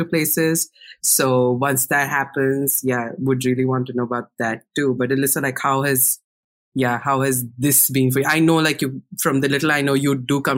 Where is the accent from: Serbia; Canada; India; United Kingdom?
India; English is a second language; moved away as an adult; I used to watch tons of BuzzFeed in India.